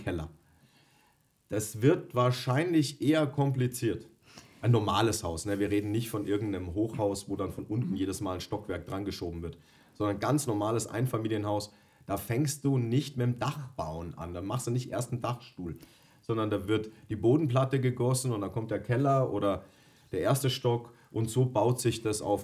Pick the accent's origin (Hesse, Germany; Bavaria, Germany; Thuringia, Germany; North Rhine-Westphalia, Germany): Bavaria, Germany; Ich komme gebürtig aus Bayern